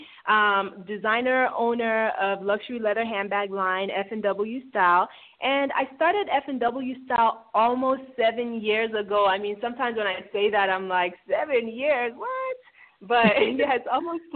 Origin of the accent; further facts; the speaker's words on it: Lagos, Nigeria; also born or lived in Houston, Texas, United States; now in Atlanta, United States; Lagos. I'm from Lagos. I was born actually in Houston, Texas, but lived in Nigeria for most of my childhood. And then, then we moved here to the States and Atlanta.